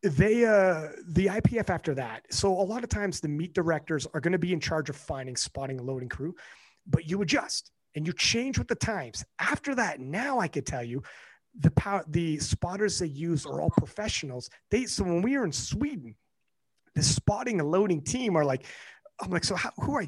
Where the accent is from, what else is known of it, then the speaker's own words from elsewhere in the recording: Canada; I'm Canadian, so I don't live in the same city as Kelly